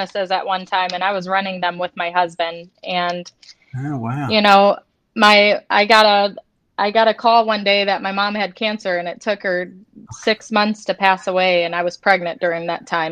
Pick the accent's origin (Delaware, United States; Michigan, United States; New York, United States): Michigan, United States; Detroit; moved away as an adult; I grew up in the Detroit area.